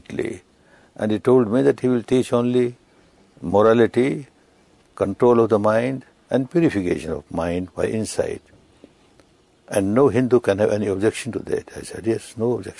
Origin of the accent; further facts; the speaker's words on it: Myanmar; I was born in Burma, which is Myanmar now